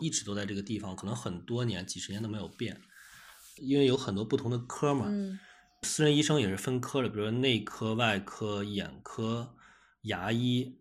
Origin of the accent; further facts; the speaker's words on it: China; 我们中国人